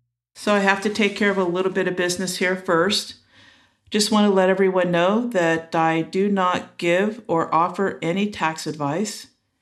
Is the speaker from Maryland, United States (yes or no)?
no; Los Angeles, California, United States; now in Auburn, United States; I grew up in Los Angeles in a little town, which probably isn't as little anymore, called Eagle Rock. And I've been up in Northern California, now in Auburn, and I've been up here for about 24 years.